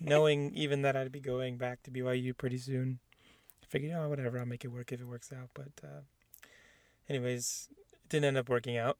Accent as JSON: {"language": "English", "town": "San Diego", "region": "California", "country": "United States", "tie": "born or raised there", "said": "I was born in San Diego, California, where I went to Mount Miguel High School in Spring Valley"}